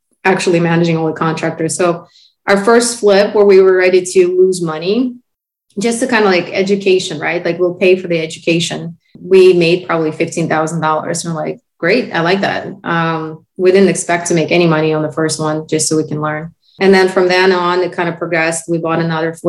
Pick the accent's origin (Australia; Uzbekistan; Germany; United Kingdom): Uzbekistan; first language Russian; English is a second language; moved away as an adult; now in United States; Back in 05, my husband and I both came from the country called Uzbekistan